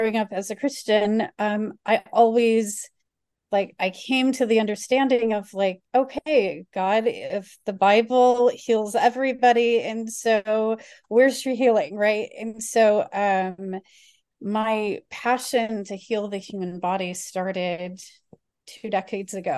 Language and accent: English; Chicago, Illinois, United States; I grew up in the Chicago area